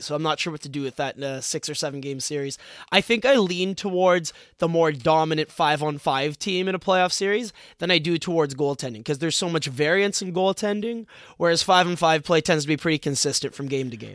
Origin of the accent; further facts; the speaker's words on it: Toronto, Ontario, Canada; we're both from Toronto